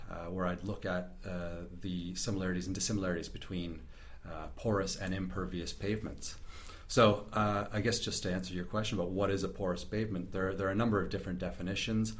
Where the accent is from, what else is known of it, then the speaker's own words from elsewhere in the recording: Sarnia, Ontario, Canada; moved away as an adult; now in Christchurch, New Zealand; I hail from southern Ontario, a little city called Sarnia, which is in Canada. Moved over to New Zealand about 5 years ago to pursue a PhD